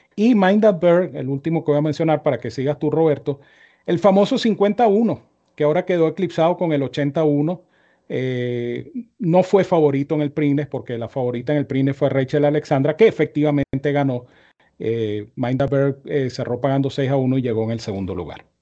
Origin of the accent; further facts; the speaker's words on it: Venezuela; como venezolano